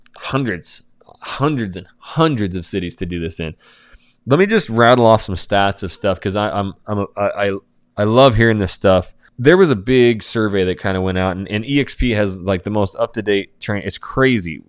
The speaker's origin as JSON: {"language": "English", "region": "North Idaho", "country": "United States", "said": "I'm from North Idaho"}